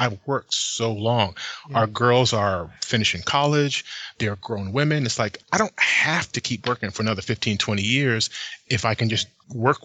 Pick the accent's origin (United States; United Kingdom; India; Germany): United States; New Jersey; moved away as an adult; also born or lived in Philadelphia, Pennsylvania; now in Bay Area, California, United States; I grew up in New Jersey